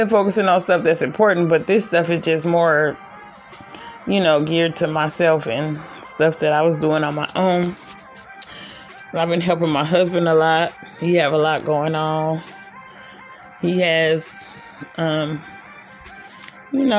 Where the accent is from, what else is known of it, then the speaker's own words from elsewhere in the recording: California, United States; moved away as an adult; also born or lived in Las Vegas, Nevada / Georgia; now in Arkansas, United States; I'm from California